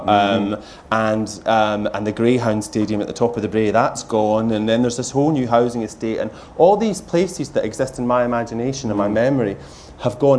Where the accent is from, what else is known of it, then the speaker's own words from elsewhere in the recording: Lanarkshire, Scotland, United Kingdom; moved away; my family are there, and it's the place that shaped me